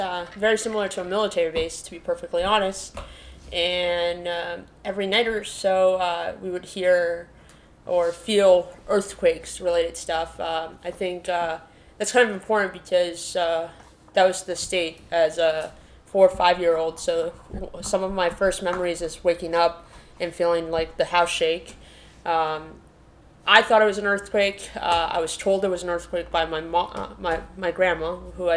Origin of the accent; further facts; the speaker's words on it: Peru; moved away; I was born in Peru during a time where there was political instability, and that made it so my grandma actually had to take care of me.